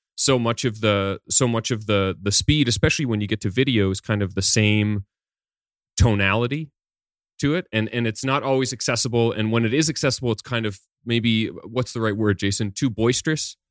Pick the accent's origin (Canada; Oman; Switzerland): Canada; growing up in Canada